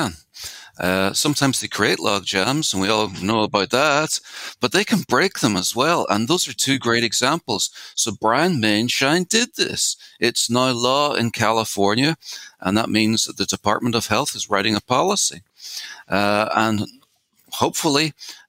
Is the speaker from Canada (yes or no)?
no; Ireland; now in San Diego, United States; I grew up in Ireland